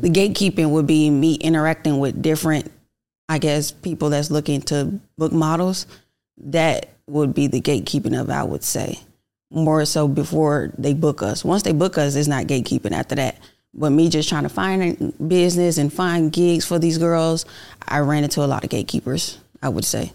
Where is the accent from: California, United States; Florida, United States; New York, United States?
Florida, United States; Miami; now in Atlanta, United States; I'm originally from Miami, Florida, but I've been here in Atlanta for the last ten years